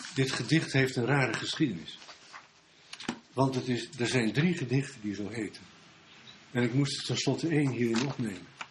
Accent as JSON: {"language": "Dutch", "town": "Bergen", "region": "North Holland", "country": "Netherlands", "tie": "born or raised there", "said": "ik kom uit Bergen, Noord-Holland"}